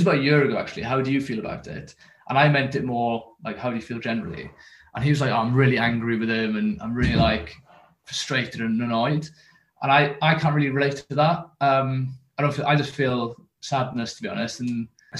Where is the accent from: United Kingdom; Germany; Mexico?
United Kingdom; near Carmarthenshire, West Wales; I'm from West Wales, near Carmarthenshire. So it's called the Almond Valley. And what would have been a traditionally kind of mining community. And, you know, that is where all, you know, young men would have gone for work. And then, you know, when I was growing up, that was never really an option